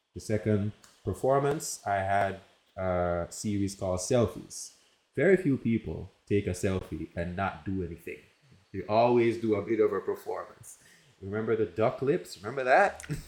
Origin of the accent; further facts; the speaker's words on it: Jamaica; moved away as an adult; also born or lived in United States; I'm from Jamaica and raised there, lived there, and then I moved to the United States for college